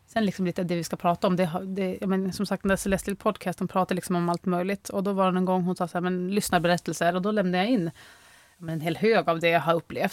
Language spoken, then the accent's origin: Swedish; Norrviken, Jämtland, Sweden; also born or lived in Östersund; vi är uppvuxna i Norrviken